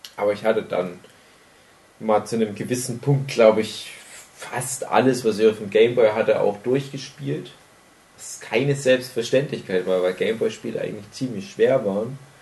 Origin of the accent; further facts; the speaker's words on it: Germany; bei uns in Deutschland